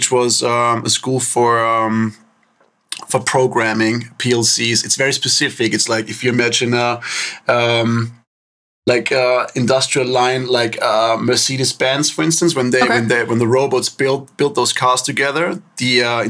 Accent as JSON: {"language": "English", "region": "Upper Austria", "country": "Austria", "tie": "born or raised there", "also_born_or_lived": "Linz / Wels", "said": "I grew up there in a town called Al-Hamming. Really small."}